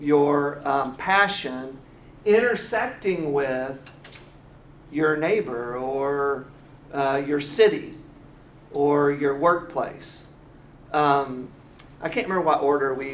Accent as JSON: {"language": "English", "town": "Quincy", "region": "Illinois", "country": "United States", "tie": "born or raised there", "moved": "yes", "lives_now": "Atlanta, United States", "said": "I was born in Quincy, Illinois"}